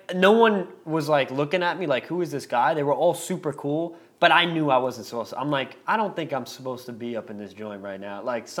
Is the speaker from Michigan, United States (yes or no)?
no; California, United States; I'm from Southern California